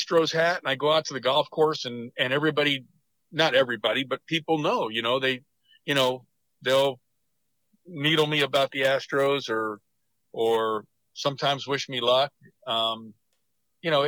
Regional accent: Las Vegas, Nevada, United States; growing up in Las Vegas and seeing people from different parts of the world

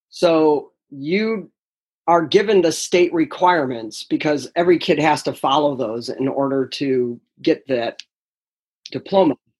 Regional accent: upstate New York, United States; moved away as an adult; also born or lived in Delaware; I'm actually originally from New York, upstate New York

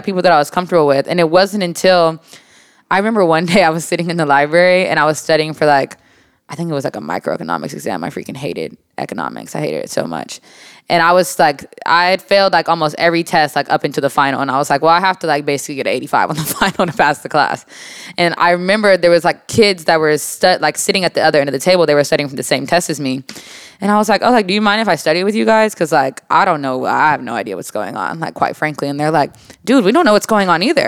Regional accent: Texas, United States; born or raised there; also born or lived in Jacksonville, Florida / Moody, Alabama

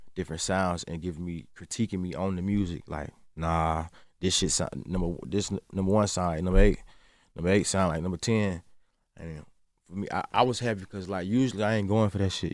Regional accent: Atlanta, Georgia, United States; I'm from the South

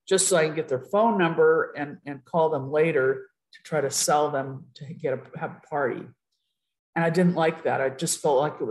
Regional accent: Riverside, California, United States; moved away as an adult; also born or lived in San Jose, California / San Antonio, Texas / Utah; we get sent to Riverside back to my hometown

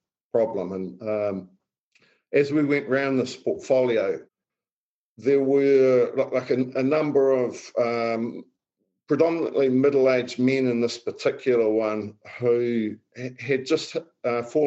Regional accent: New Zealand; moved away as an adult; now in London, United Kingdom; I'm a New Zealander by birth. I've been over this side of the world since 2007. And I live in London and West Hampstead

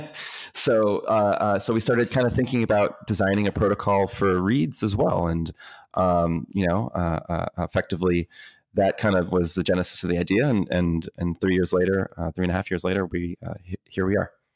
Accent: Tampa, Florida, United States; also born or lived in Dominican Republic; I was born in the Dominican Republic, but raised here in the U S, uh, uh, in Tampa, Florida

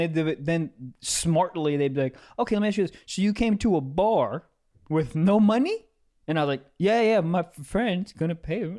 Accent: Maryland, United States; I'm from Maryland

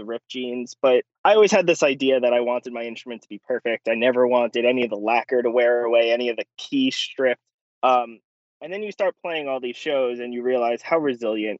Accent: New York City, New York, United States; I'm from Brooklyn, New York, originally

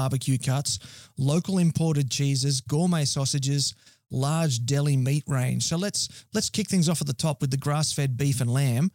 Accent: Scone, New South Wales, Australia; where I grew up in Scone in the Hunter Valley

